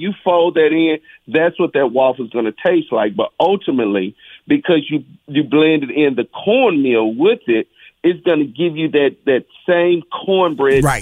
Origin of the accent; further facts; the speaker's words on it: Mississippi, United States; my culinary journey of growing up in Mississippi